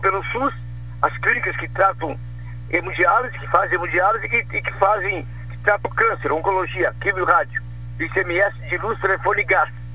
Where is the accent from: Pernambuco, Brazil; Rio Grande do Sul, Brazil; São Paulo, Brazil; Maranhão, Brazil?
Rio Grande do Sul, Brazil; Canguçu; da minha terra, da minha Canguçu